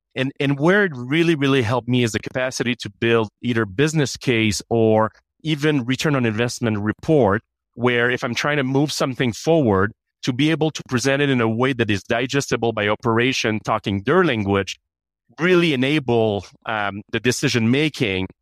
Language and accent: English; Canada; now in United States; I have an accent. I'm Canadian.